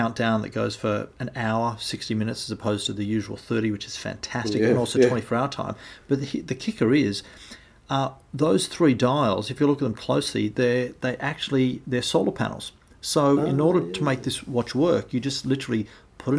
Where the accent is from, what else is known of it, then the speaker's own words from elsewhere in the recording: Australia; we're from Australia